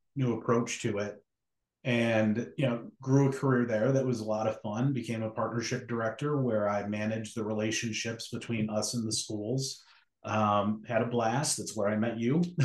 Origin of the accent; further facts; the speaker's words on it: Western New York, United States; moved away as an adult; also born or lived in Cleveland, Ohio / Chicago; I'm originally from Western New York.